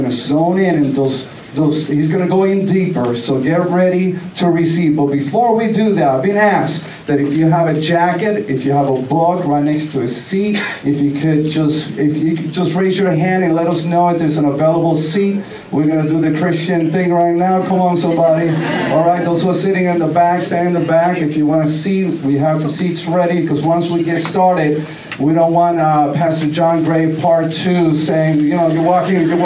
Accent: New York City, New York, United States; I'm from the Boogie Down Bronx

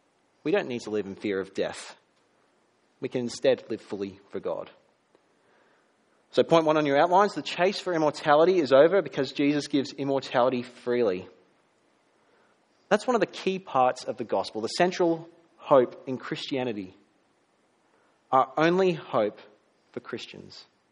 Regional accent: England, United Kingdom; born there; Now, something you might not know about me is that I was born in England. I was born overseas.

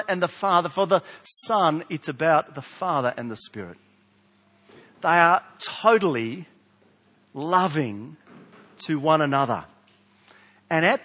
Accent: South Australia, Australia; accent: South Australian; my South Australian accent

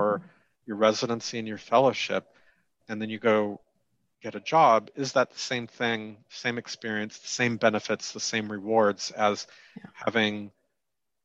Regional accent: West Coast, United States; also born or lived in Southern California; I'm from the West Coast

